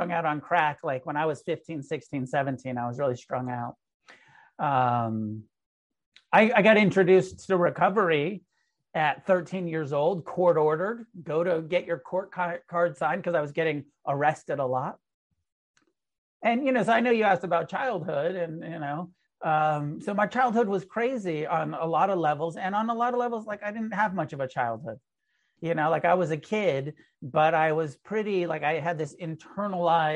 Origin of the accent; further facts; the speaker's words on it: Humboldt, California, United States; I was born in Humboldt, you know, up in the weed growing capital